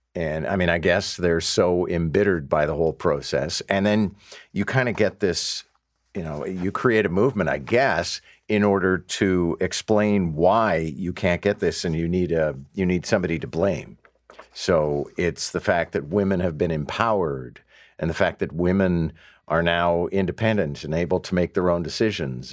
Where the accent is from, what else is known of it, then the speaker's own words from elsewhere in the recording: Quebec, Canada; now in Toronto, Canada; a guy who was born and raised in Quebec